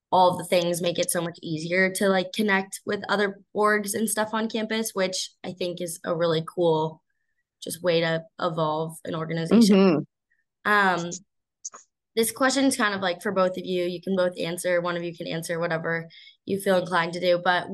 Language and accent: English; Colorado, United States; moved away as an adult; also born or lived in Ohio; I'm from Colorado